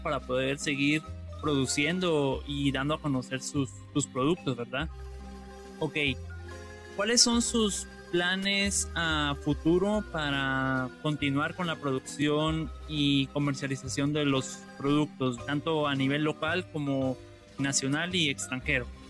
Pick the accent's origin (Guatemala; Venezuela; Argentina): Guatemala; nosotros como guatemaltecos